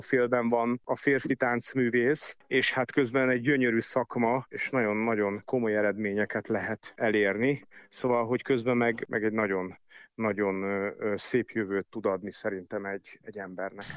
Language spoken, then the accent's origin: Hungarian; Budapest, Hungary; én a hetedik kerületben nőttem föl